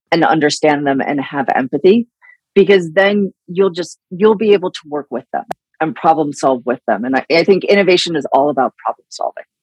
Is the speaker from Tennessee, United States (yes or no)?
no; Cleveland, Ohio, United States; I grew up in Cleveland.